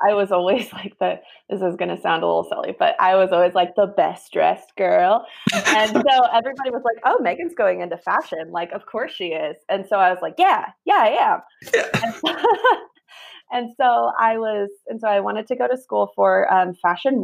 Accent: Sacramento, California, United States; also born or lived in Germany; Born and raised in Sacramento. Been here my whole life

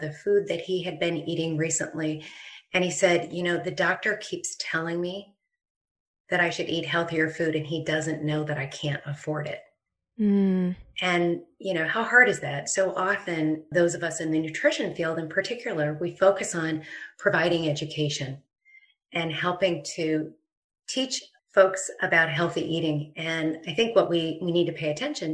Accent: Dayton, Ohio, United States; from my hometown of Dayton, Ohio

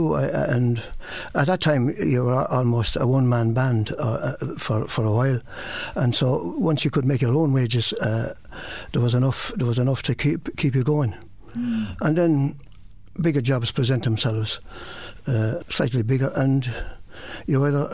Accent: Campile, County Wexford, Ireland; moved away as an adult; now in Carlow, Ireland; I'm from Wexford originally, down a little place called Campile

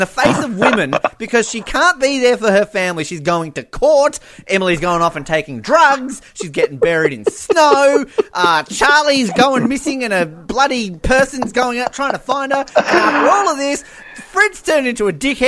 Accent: Australia; I'm Australian.

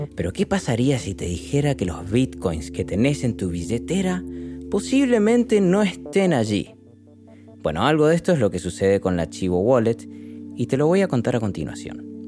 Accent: Argentina; del país donde nací. En Argentina

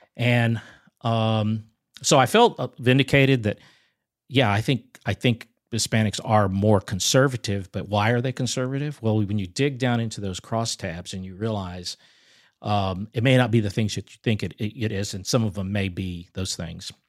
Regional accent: San Antonio, Texas, United States; I grew up in San Antonio, Texas

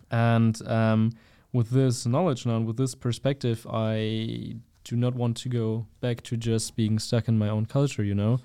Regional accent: Germany; I'm from Germany, and we also have a lot of different cultures in Germany

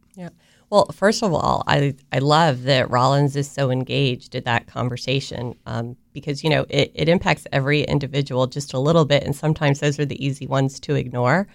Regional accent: Avon Park, Florida, United States; also born or lived in South America; I was raised in Florida for, for the most part. So I, you know, I graduated from high school in South Florida, but I spent most of my life in a very, very small town, Central Florida, uh, Avon Park

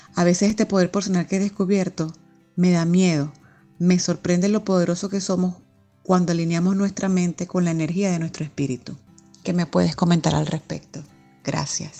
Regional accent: Venezuela; now in Spain; Soy venezolana

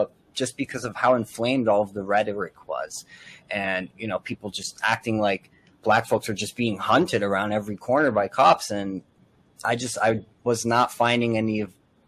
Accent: Elizabeth, New Jersey, United States; I'm from Elizabeth, Union County.

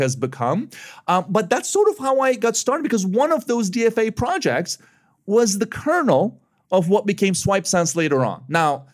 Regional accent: Istanbul, Turkey; moved away as an adult; also born or lived in Chicago; I was born and raised in Istanbul, Turkey, but I ended up in college in Chicago

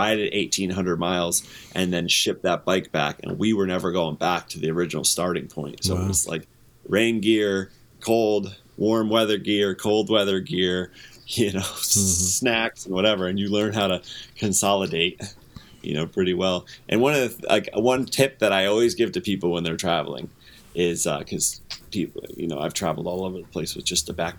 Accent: United States; I'm an American

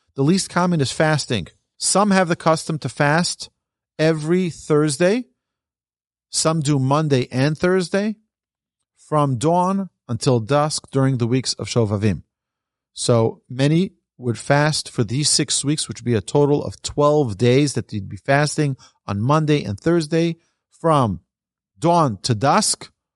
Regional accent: New York, United States; I'm from New York

